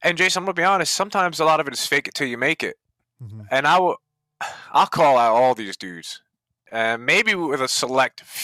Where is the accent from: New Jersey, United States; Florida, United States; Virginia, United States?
New Jersey, United States; I grew up in Jersey